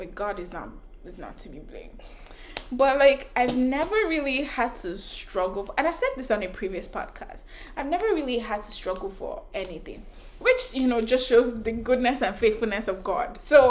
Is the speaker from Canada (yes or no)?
yes; Canada; I'm Canadian, guys.